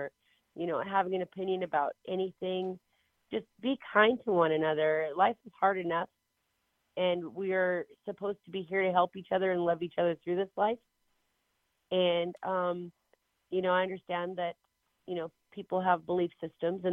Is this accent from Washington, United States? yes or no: yes; Inchelium, Washington, United States; I was born and raised on the Inchilim, in Inchilim on the Caldwell Indian Reservation here in Washington State.